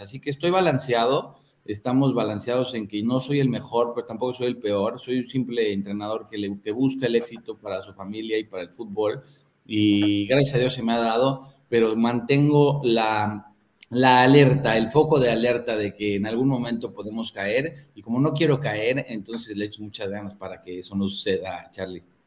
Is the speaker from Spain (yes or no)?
no; Mexico; now in Malaysia; soy el único mexicano de todo el continente